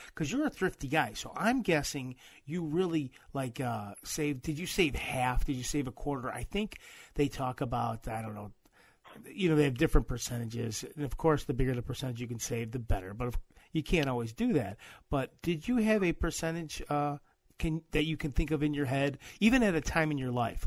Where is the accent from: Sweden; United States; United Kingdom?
United States; Midwest; I'm from the Midwest